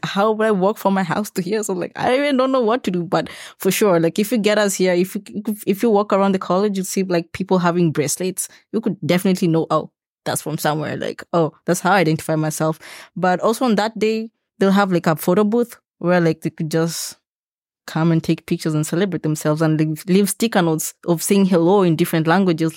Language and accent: English; Kenya; now in Lethbridge, Canada; I'm from Kenya